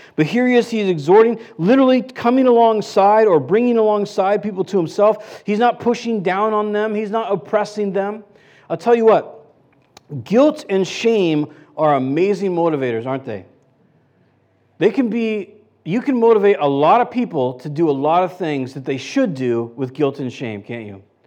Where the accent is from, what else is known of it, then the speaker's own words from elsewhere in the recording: United States; I'm American